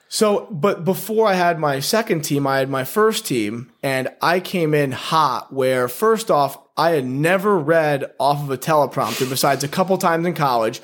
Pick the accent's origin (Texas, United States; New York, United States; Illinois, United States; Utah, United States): New York, United States; Guilderland; also born or lived in Poughkeepsie, New York / Wyoming / Oregon; I grew up in upstate New York, Guilderland, went to Guilderland High School